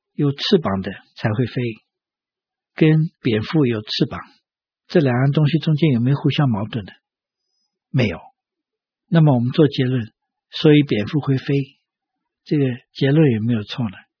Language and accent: Chinese; China; 我们中国人